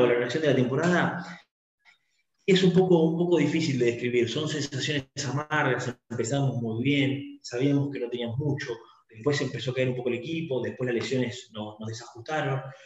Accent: Argentina; de Argentina

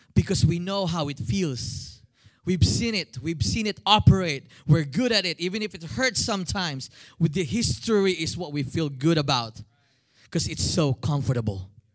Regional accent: Philippines; moved away as an adult; now in United States; I'm a Filipino

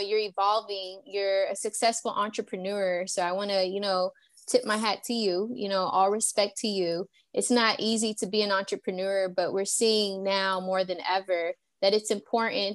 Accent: the South, United States; down south

